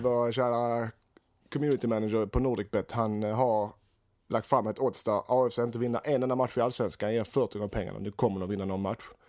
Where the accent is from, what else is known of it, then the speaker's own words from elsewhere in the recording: Sweden; som svensk och allsvensk fanatiker